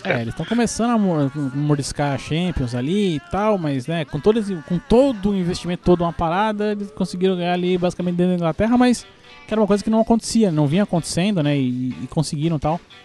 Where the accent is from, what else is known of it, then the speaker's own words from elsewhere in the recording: Brazil; a gente, como é brasileiro e tudo